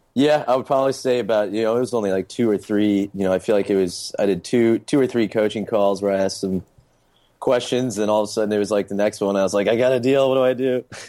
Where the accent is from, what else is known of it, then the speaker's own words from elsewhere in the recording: St. Louis, Missouri, United States; moved away as an adult; now in Charleston, United States; I'm originally from Saint Louis, Missouri, and then came to, uh, Charleston for college